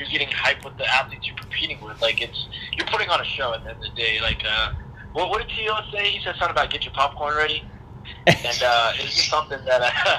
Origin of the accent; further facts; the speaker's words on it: Georgia, United States; moved away as an adult; I was a Georgia boy growing up